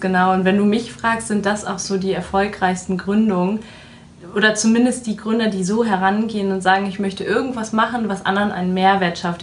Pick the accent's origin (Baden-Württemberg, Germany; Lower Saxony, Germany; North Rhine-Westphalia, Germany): North Rhine-Westphalia, Germany; Düsseldorf; lebe in Düsseldorf, arbeite in Düsseldorf, bin auch waschechte Düsseldorferin